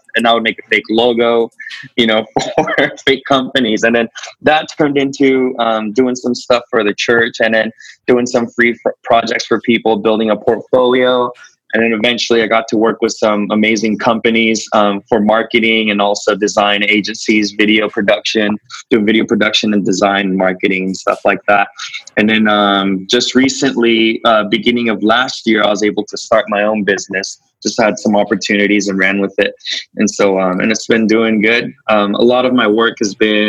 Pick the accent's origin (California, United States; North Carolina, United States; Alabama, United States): California, United States; Bakersfield; I grew up in Bakersfield